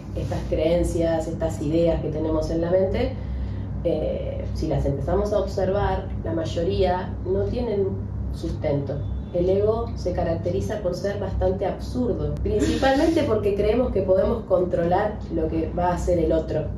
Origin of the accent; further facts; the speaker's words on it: Argentina; soy argentina, me identifico con este club de fútbol, con mi barrio